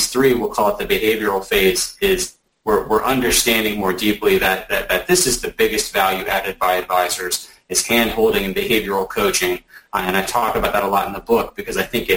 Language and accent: English; Alabama, United States; now in Atlanta, United States; I'm from Alabama. I live in Atlanta.